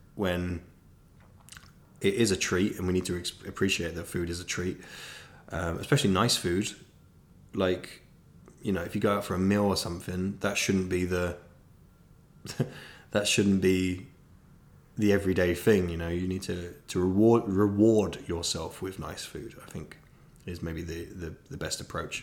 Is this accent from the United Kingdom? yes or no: yes; South of England, United Kingdom; now in Manchester, United Kingdom; I'm from the South. But I would like to clarify, I'm now a northerner.